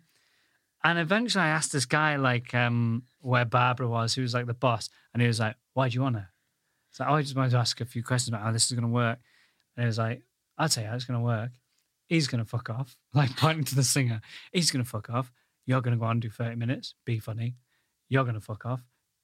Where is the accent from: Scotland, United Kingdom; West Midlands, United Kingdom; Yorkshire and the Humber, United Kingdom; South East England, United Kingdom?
Yorkshire and the Humber, United Kingdom; Goole; moved away as an adult; now in London, United Kingdom; I come from the northern town of Goole